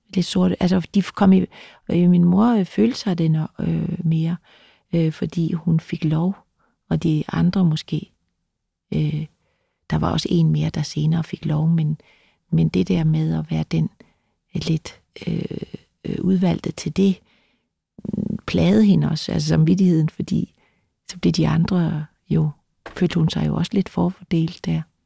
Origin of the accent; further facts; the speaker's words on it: Løsning, Southern Denmark, Denmark; also born or lived in Vejle; jeg er født i, på Vejle, øh, et, et Sankt Maria Hospitalet i Vejle, som var sådan et, et sted, hvor der var nonner øh, der tog imod øh, mig. Øh, vi boede i en by, der hed Løsning